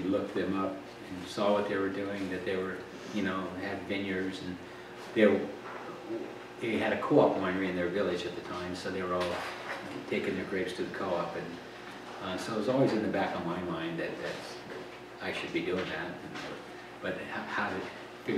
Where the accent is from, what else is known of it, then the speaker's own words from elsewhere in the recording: the Applegate, Oregon, United States; I grew up in the Applegate.